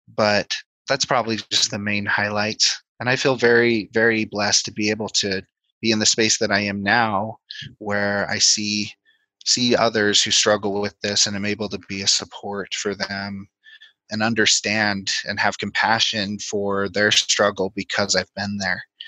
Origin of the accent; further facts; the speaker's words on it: Denver, Colorado, United States; moved away; also born or lived in Provo, Utah / Logan, Utah; I grew up in Colorado near the Denver area